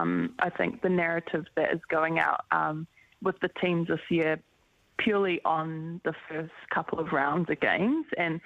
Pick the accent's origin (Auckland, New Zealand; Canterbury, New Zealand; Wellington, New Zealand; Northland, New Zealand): Auckland, New Zealand; I think because we're both from Auckland and we represent the same region is always a great battle.